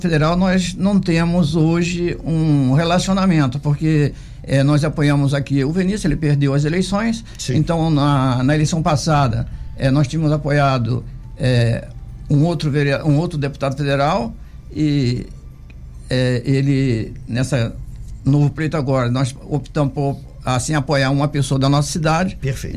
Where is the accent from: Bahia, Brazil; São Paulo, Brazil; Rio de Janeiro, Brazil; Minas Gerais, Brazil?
Rio de Janeiro, Brazil; Angra dos Reis; Sou nascido lá no Ariró e tenho muito orgulho de ser angrense